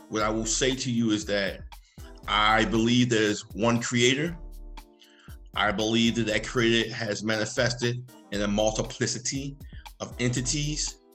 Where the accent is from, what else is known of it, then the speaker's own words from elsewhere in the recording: Baltimore, Maryland, United States; Baltimore, Maryland